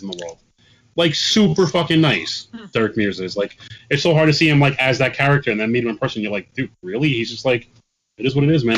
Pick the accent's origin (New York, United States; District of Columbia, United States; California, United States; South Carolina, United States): New York, United States; New York City; we're both from the Bronx